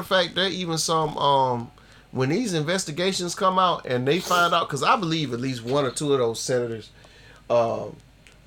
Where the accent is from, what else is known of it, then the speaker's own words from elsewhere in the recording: Albany, Georgia, United States; my hometown, the 229